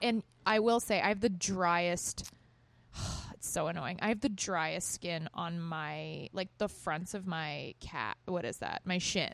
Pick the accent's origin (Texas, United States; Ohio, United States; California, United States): Texas, United States; moved away; I grew up in Texas